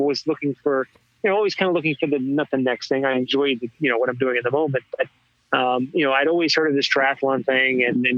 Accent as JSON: {"language": "English", "region": "Texas", "country": "United States", "tie": "born or raised there", "moved": "as an adult", "lives_now": "New York City area, United States", "said": "I grew up in Texas, and I migrated to the greater New York City area shortly after high school. I mean, after college, rather."}